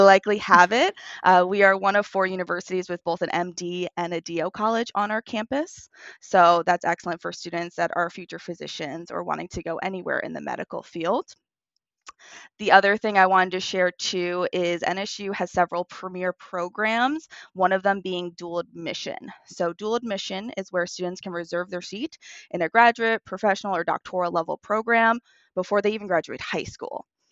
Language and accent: English; Long Island, New York, United States; moved away as an adult; now in South Florida, United States; I actually am born and raised on Long Island, and I moved down to South Florida in twenty eighteen.